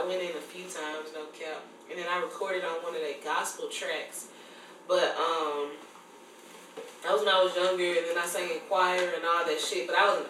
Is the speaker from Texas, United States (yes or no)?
no; Memphis, Tennessee, United States; I'm from Memphis, Tennessee.